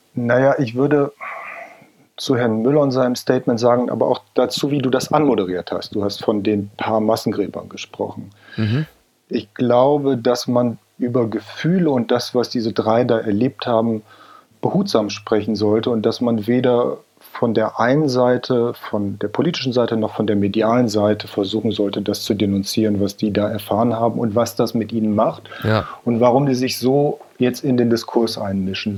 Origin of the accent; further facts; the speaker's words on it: a village in Cloppenburg district, Lower Saxony, Germany; das ist ein kleines Dorf in Niedersachsen im Landkreis Kloppenburg